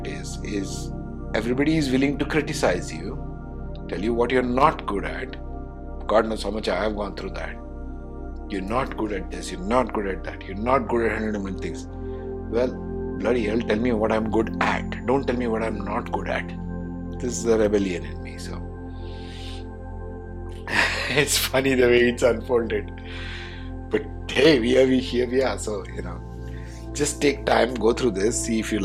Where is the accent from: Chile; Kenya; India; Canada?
India; being an Indian